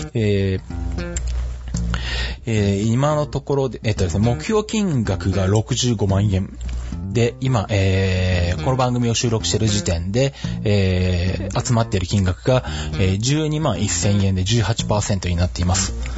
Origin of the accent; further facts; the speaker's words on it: Shizuoka, Japan; 地元の静岡の北村で修理受付できる